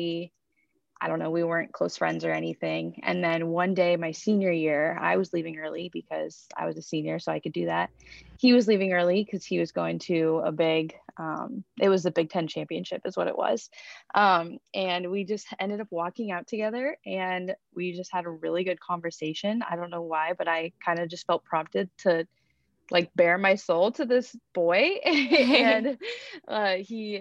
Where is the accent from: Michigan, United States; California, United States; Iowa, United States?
Iowa, United States; I am from Iowa.